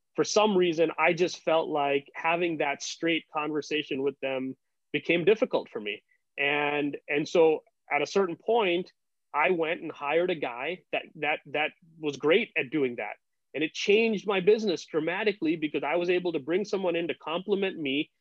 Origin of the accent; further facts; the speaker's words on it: India; moved away as an adult; also born or lived in United States; growing up in India